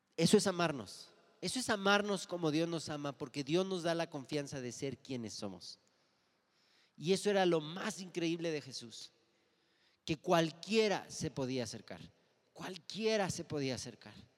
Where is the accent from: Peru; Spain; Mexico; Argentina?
Mexico; los mexicanos somos carrilleros